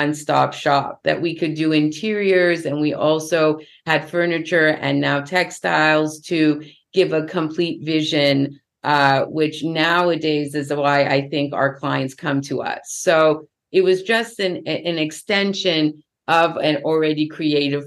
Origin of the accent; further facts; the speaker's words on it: Los Angeles, California, United States; I was born in Los Angeles